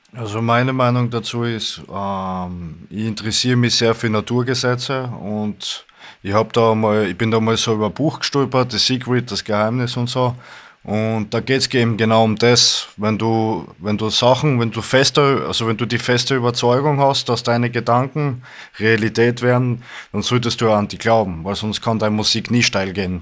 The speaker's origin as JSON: {"language": "German", "region": "Styria", "country": "Austria", "said": "ich komme aus der Steiermark, aus Österreich"}